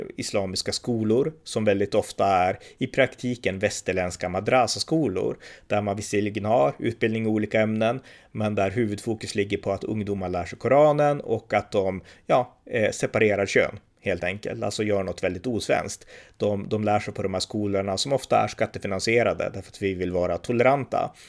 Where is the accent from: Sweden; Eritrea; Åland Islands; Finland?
Sweden; man kan tycka som svensk att det här är besynnerligt, så här gör vi inte i Sverige.